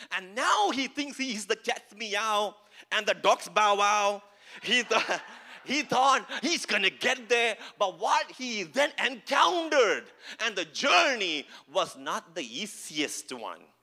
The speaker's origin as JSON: {"language": "English", "region": "Kerala", "country": "India", "second_language": "English", "moved": "yes", "lives_now": "Edmonton, Canada", "said": "I'm not from Canada, as you can see, from India, from Kerala. I don't know English as well as you know"}